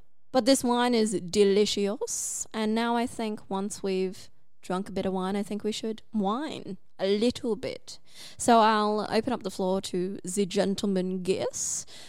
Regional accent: Cairns, Queensland, Australia; I'm from Cairns

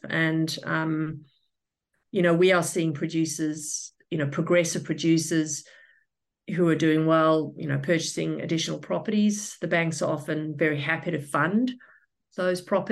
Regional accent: South Africa; moved away as an adult; also born or lived in Western Australia, Australia / Sydney, Australia; now in Brisbane, Australia; I was born in South Africa and I migrated to Australia in 2006. I was in investment banking back home in the telco sector

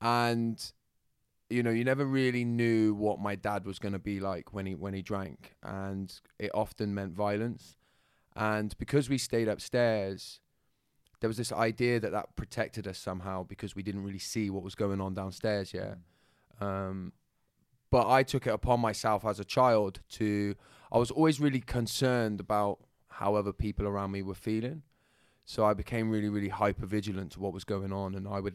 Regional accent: Bristol, South West England, United Kingdom; accent: Bristol; Well, my accent is from Bristol, yeah. So it'll come in and out and flitter between going into London when I'm trying my best to fit in.

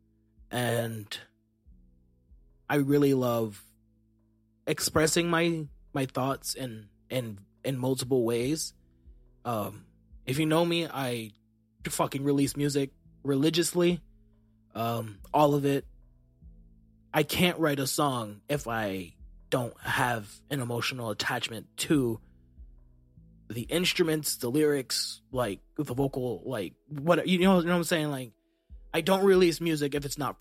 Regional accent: United States; I'm an American

